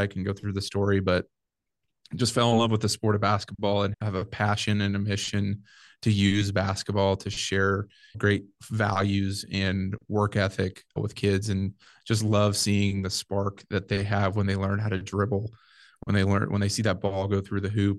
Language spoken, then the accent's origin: English; Nebraska, United States; Ended up moving back to my hometown